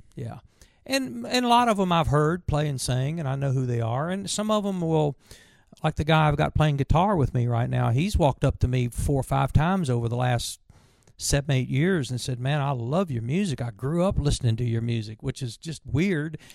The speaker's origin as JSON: {"language": "English", "region": "Virginia", "country": "United States", "tie": "born or raised there", "said": "growing up in Virginia"}